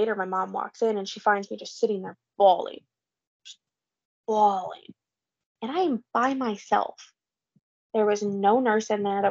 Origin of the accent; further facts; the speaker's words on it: Illinois, United States; we're from Illinois